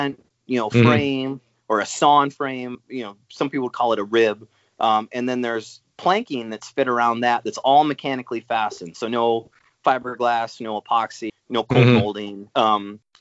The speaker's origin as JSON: {"language": "English", "town": "Eau Claire", "region": "Wisconsin", "country": "United States", "tie": "born or raised there", "also_born_or_lived": "Rhode Island / upstate New York", "said": "I grew up in Eau Claire, Wisconsin"}